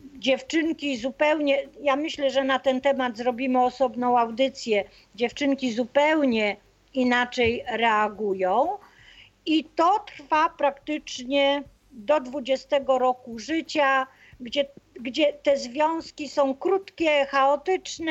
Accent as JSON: {"language": "Polish", "town": "Opole", "region": "Opole Voivodeship", "country": "Poland", "said": "ja jestem z Opola"}